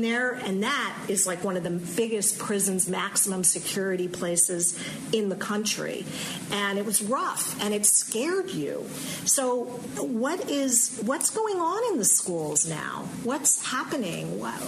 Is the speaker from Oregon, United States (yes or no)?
no; South Louisiana, United States; moved away; I grew up in South Louisiana.